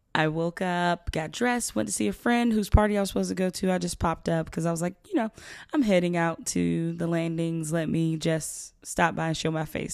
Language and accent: English; South Georgia, United States; I'm from South Georgia